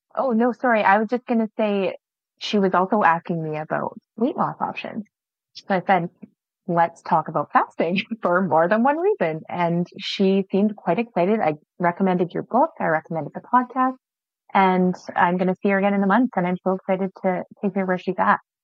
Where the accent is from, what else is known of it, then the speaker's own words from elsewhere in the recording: Alberta, Canada; moved away as an adult; also born or lived in Saskatchewan; now in Kerrobert, Canada; I'm actually originally from Alberta but my husband is in Saskatchewan here